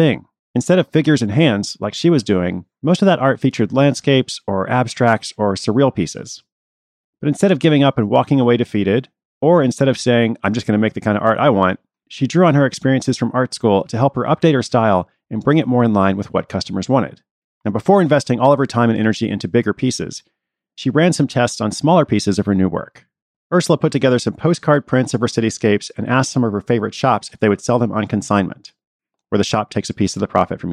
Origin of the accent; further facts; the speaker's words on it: Portland, Oregon, United States; her hometown of Portland, Oregon. Hey, that's my hometown too.